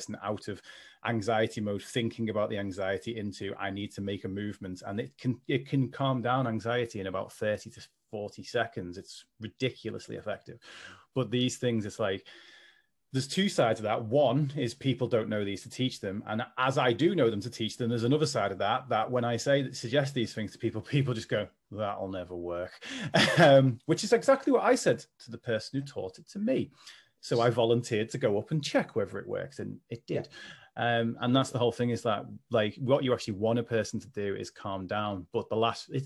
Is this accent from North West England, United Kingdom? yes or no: yes; Liverpool, North West England, United Kingdom; accent: Scouse; in case people can't tell from my accent, I am a Scouser